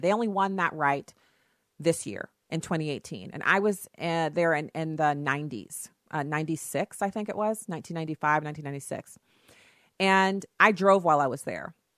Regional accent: United States; I was an American citizen

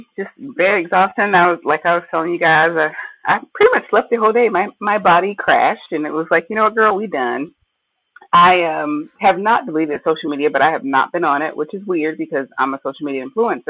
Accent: Lake City, South Carolina, United States; moved away as an adult; now in Burlington, United States; I'm from South Carolina originally.

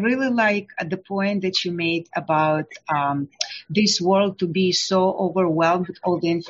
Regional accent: Odesa, Odesa Oblast, Ukraine; moved away; I came from Ukraine, from Odessa, 30 years ago, 1991.

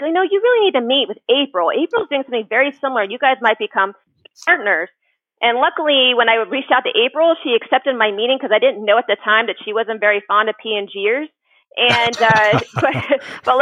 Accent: Columbus, Ohio, United States; moved away as an adult; also born or lived in Dayton, Ohio; now in Cincinnati, United States; I'm actually originally from Columbus, Ohio, and then went to school at University of Dayton

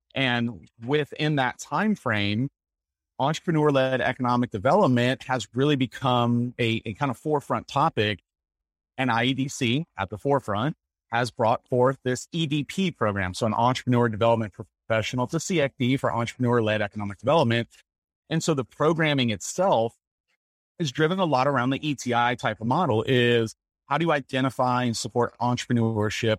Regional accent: Nashville, Tennessee, United States; also born or lived in Lafayette, Louisiana; now in Colorado Springs, United States; I grew up in Nashville, Tennessee

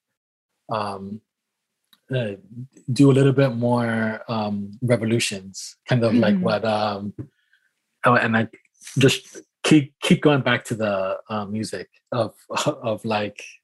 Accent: New York City, New York, United States; now in Marina, United States; I was born and raised in New York City

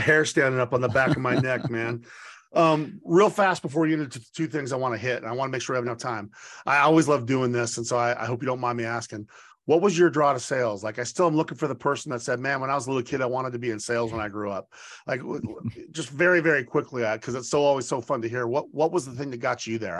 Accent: Boise, Idaho, United States; moved away; my hometown of Boise

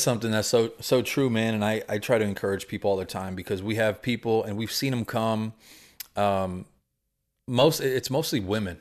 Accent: Houston, Texas, United States; born or raised there

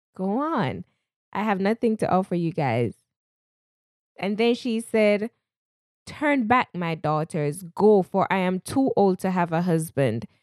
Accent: Jamaica; accent: Jamaican; moved away; I am a Jamaican. At times, you'll hear my Jamaican accent come out, a proud Jamaican at least

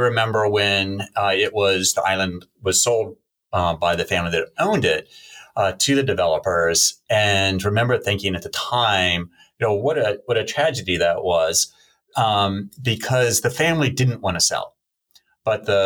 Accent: United States; moved away; also born or lived in South Carolina / Virginia; I grew up on the East Coast, coastal Virginia and coastal South Carolina.

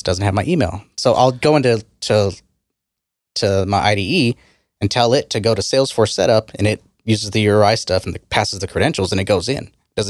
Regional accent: Texas, United States; I'm from Texas.

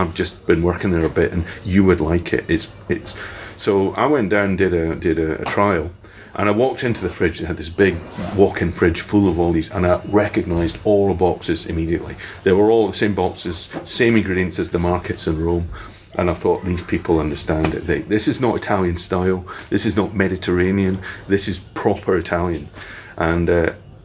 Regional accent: Scotland, United Kingdom; anyone growing up in Scotland, you know, would say, you know, whiskey's such an important thing, you know, and it's whiskey was all around me, you know, when my parents having their friends over

